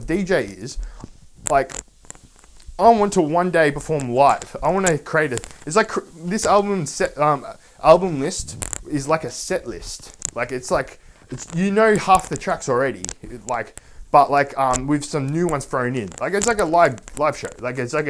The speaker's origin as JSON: {"language": "English", "country": "Australia", "said": "I was Australian"}